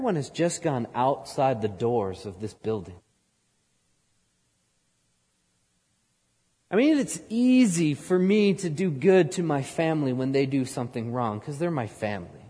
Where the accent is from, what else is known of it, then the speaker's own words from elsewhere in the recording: outside New York City, United States; moved away; I grew up outside New York City